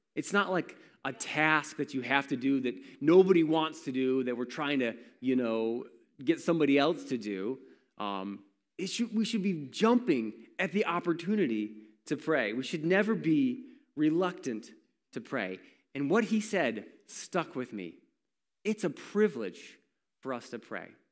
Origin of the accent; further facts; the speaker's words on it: Warsaw, New York, United States; I grew up in Warsaw